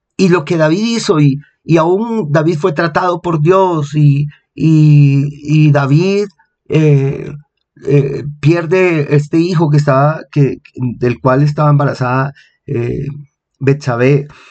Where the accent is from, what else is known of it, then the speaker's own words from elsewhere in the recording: Colombia; aquí en mi país, en Colombia